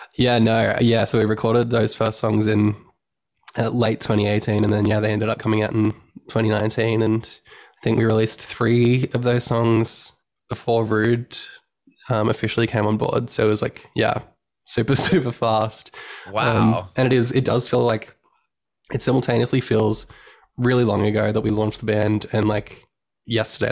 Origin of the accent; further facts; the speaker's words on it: Sunshine Coast, Queensland, Australia; now in Brisbane, Australia; I'm originally from the Sunshine Coast, which is um, we're from Australia. Um, in Queensland, Australia is the state